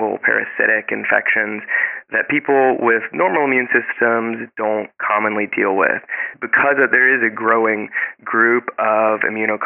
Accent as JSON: {"language": "English", "town": "Lake Charles", "region": "Louisiana", "country": "United States", "also_born_or_lived": "New Orleans, Louisiana / New York", "said": "I am from Louisiana. I'm from Lake Charles"}